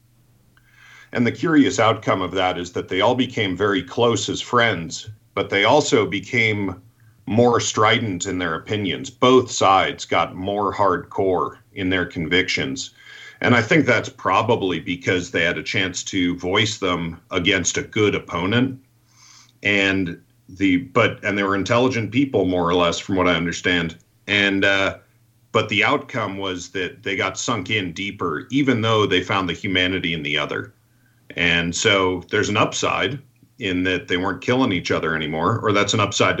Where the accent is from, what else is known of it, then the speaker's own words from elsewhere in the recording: Rhode Island, United States; moved away; I'm from Rhode Island originally, and in Rhode Island and Massachusetts, it's a very Catholic area